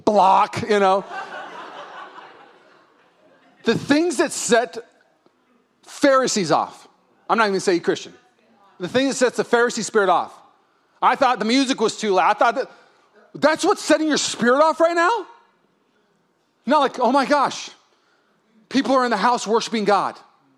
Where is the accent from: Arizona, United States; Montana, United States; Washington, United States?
Washington, United States; Puyallup; now in California, United States; I'm from Puyallup